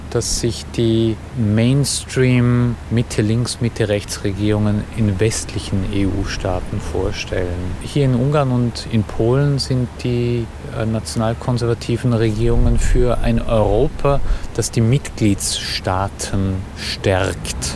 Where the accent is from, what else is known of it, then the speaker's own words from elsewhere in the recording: Austria; now in Budapest, Hungary; Ich bin Österreicher und ich lebe jetzt in Budapest schon seit fast 20 Jahren.